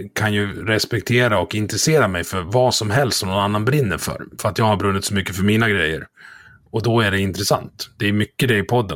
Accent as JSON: {"language": "Swedish", "region": "Dalarna County", "country": "Sweden", "said": "jag är från Dalarna"}